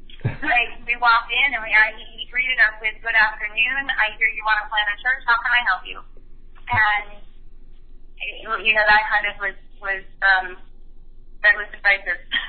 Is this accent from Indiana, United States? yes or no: no; Connecticut, United States; I'm from Connecticut, and she attended Yale Divinity School. So we looked at each other and said, wait, everybody we know is in Connecticut.